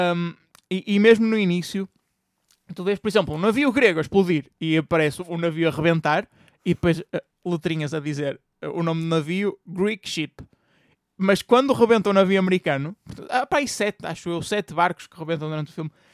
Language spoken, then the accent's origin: Portuguese; Portugal; nós enquanto portugueses